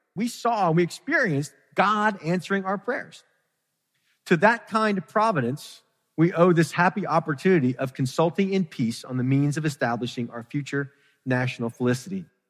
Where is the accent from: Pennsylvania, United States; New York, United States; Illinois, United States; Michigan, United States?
Pennsylvania, United States; Philadelphia; I grew up in Philadelphia